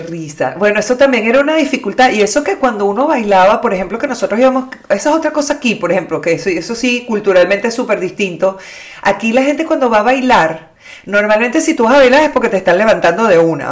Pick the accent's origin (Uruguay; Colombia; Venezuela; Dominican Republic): Venezuela; moved away; nosotros crecimos en el Club Santa Paula básicamente en la adolescencia